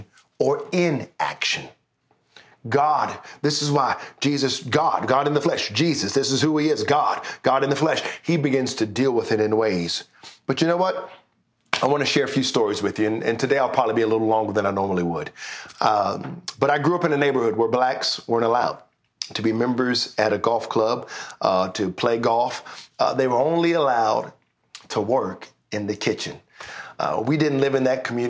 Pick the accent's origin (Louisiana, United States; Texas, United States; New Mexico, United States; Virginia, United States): Virginia, United States; Richmond; now in Canada; We lived, I'm from Richmond, Virginia. which is the capital of Virginia, we lived in Henrico County.